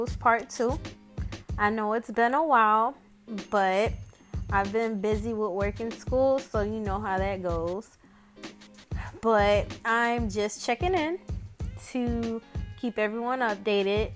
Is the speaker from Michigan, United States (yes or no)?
no; Miami, Florida, United States; I'm from Miami